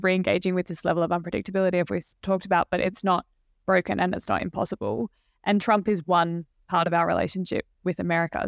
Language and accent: English; Australia; as an Australian working on the book